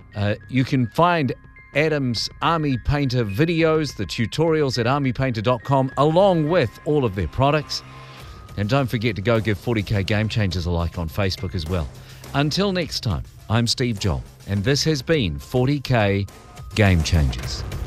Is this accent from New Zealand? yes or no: yes; New Zealand; as a Kiwi